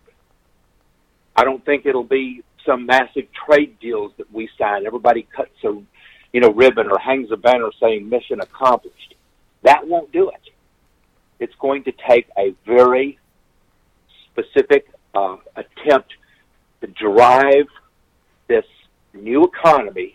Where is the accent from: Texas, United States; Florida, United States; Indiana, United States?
Texas, United States; my home state of Texas